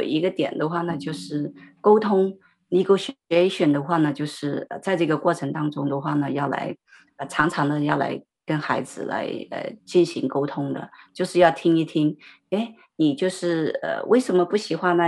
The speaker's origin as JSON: {"language": "Chinese", "region": "Sichuan", "country": "China", "said": "因为我们是四川人嘛"}